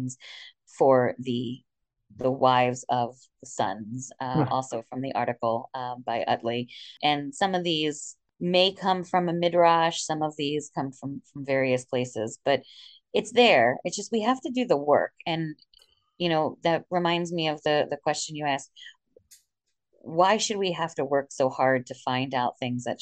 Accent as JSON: {"language": "English", "town": "Philadelphia", "region": "Pennsylvania", "country": "United States", "tie": "born or raised there", "also_born_or_lived": "greater New York area", "moved": "yes", "lives_now": "Wilmington, United States", "said": "Growing up in Philly, I knew Wilmington, Delaware."}